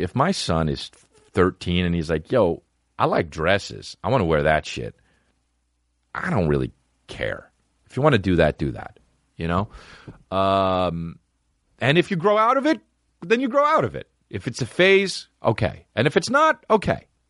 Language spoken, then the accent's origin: English; New Jersey, United States; It's my hometown, New Jersey, my home state, New Jersey